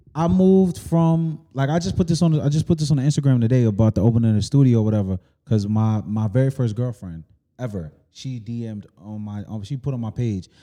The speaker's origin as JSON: {"language": "English", "country": "United States", "tie": "born or raised there", "also_born_or_lived": "East Elmhurst", "said": "a young nigga growing up on Washington Ave"}